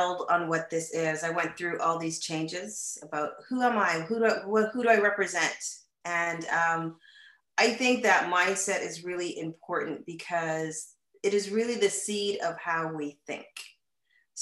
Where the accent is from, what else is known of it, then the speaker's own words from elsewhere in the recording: Canada; moved away as an adult; now in United States; I am originally from Canada, born and raised. I moved to the United States some 20 years ago.